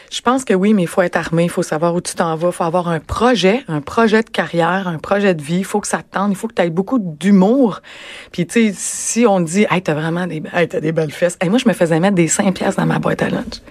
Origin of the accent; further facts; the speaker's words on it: Rimouski, Quebec, Canada; moved away as an adult; now in Montreal, Canada; je suis originaire de Rimouski moi